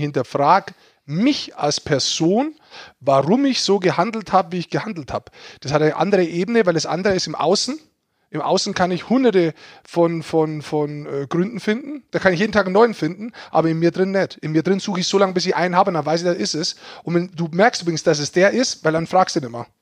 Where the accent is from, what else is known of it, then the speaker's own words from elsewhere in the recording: Germany; als Deutscher